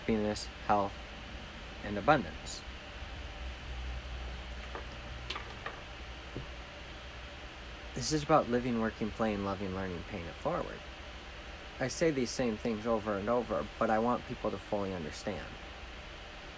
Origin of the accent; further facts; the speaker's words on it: Jackson, Michigan, United States; I'm from Jackson, Michigan